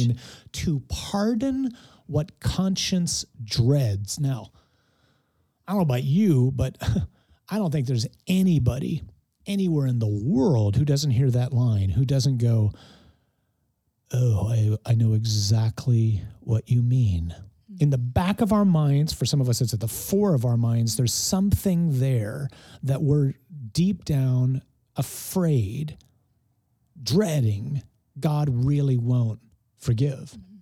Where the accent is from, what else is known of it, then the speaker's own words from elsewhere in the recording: Detroit, Michigan, United States; I grew up in Detroit